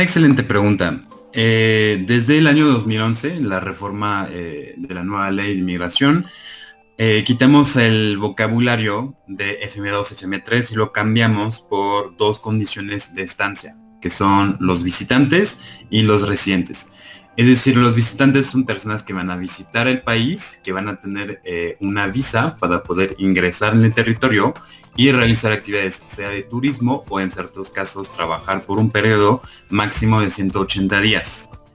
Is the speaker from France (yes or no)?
yes; France; Spanish is a second language; moved away as an adult; also born or lived in Buenos Aires, Argentina; now in Mexico; soy nacional francesa